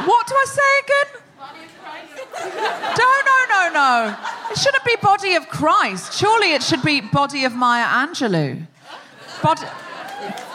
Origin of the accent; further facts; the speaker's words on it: Australia; I'm Australian.